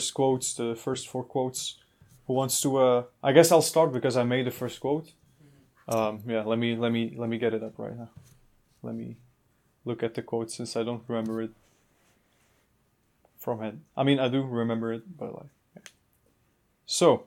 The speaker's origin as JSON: {"language": "English", "country": "Belgium", "said": "we are from Belgium"}